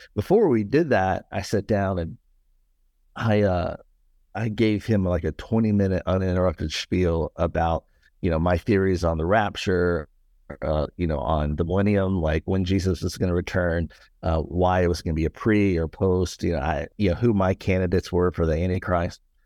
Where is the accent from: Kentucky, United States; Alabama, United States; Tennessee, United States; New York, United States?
Tennessee, United States; Nashville; I was born and raised in the Buckle of the Bible Belt, uh, here in Nashville, Tennessee